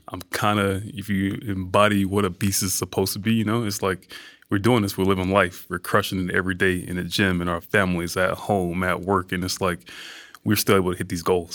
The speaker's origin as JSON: {"language": "English", "town": "Atlanta", "region": "Georgia", "country": "United States", "tie": "born or raised there", "also_born_or_lived": "New York", "moved": "yes", "said": "growing up in Georgia, growing up in Atlanta, and, like, being from that environment"}